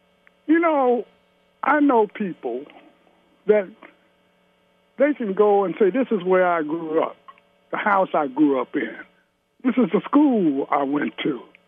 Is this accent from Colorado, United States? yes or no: no; Cincinnati, Ohio, United States; My father and my stepmother and myself, we moved to Avondale, Bernard Avenue.